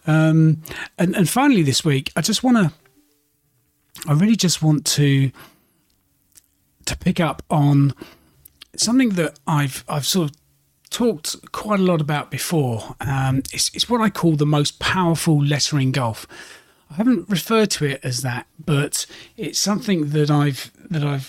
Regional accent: United Kingdom; being a Brit

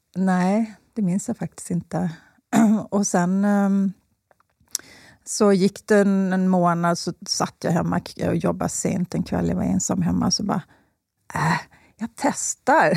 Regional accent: Slite, Gotland, Sweden; accent: Gotlandic; moved away; also born or lived in Skåne; Jag är uppvuxen på Gotland

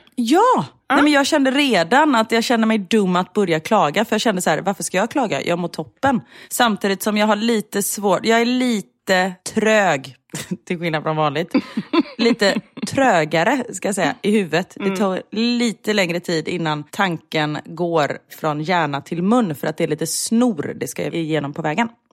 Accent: Gothenburg, Västra Götaland, Sweden; vi är ändå göteborgare

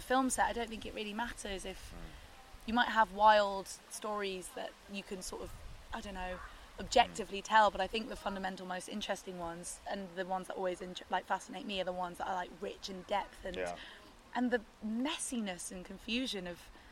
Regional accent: London, United Kingdom; I was in like southwest London

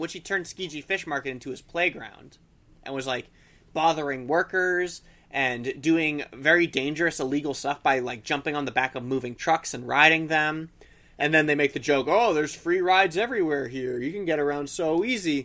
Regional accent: United States; I'm not Japanese. I'm obviously American

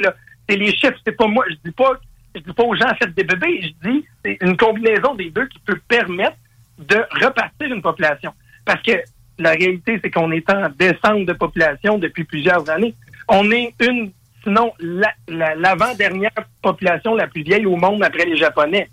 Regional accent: Quebec, Canada; je suis un Québécois

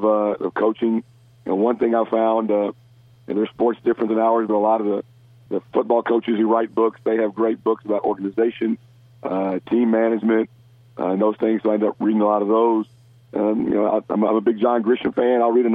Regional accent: Memphis, Tennessee, United States; moved away; my hometown of Memphis

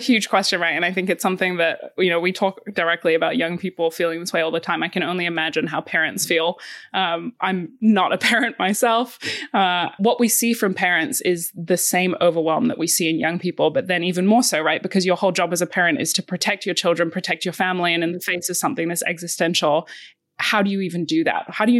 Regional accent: Bali, Indonesia; I had the absolute privilege of growing up in Southeast Asia, and I actually went to a school called the Green School in Bali

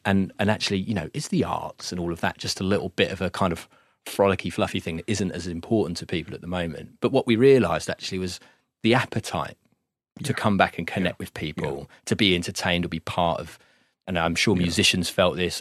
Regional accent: Gravesend, South East England, United Kingdom; moved away as an adult; also born or lived in Manchester / Yarnfield; now in Stone, United Kingdom; born and raised in Gravesend.

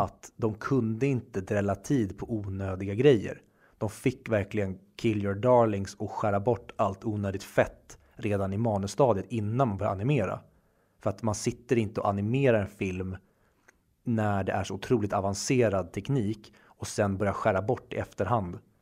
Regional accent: Sweden; vi svenskar

